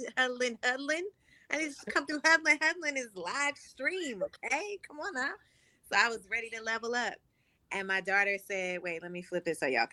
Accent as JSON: {"language": "English", "town": "St. Louis", "region": "Missouri", "country": "United States", "tie": "born or raised there", "also_born_or_lived": "Los Angeles, United States", "moved": "as an adult", "lives_now": "New Orleans, United States", "said": "I'm born and raised in St. Louis, right up the river."}